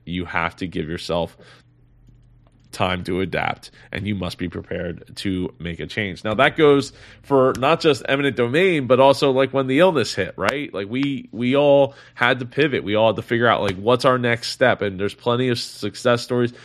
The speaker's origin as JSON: {"language": "English", "region": "New Jersey", "country": "United States", "said": "in neighboring New Jersey, my, my, uh, my home state here"}